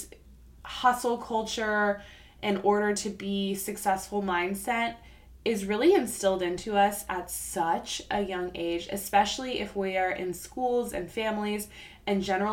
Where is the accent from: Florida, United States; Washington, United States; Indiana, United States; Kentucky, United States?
Florida, United States; South; moved away as an adult; I grew up in South Florida